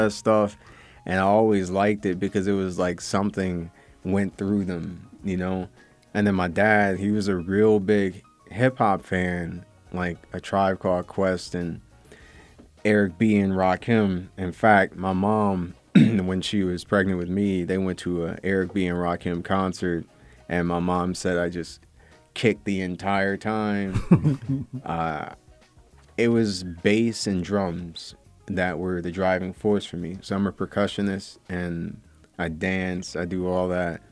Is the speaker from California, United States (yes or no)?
no; Pontiac, Michigan, United States; I grew up in an industrial town called Pontiac.